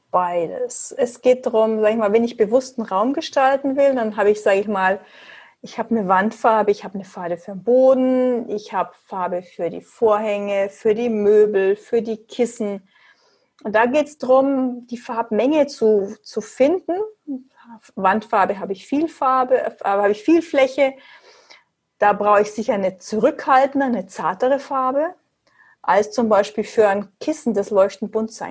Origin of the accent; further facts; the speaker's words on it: Munich, Bavaria, Germany; Ich komme aus München.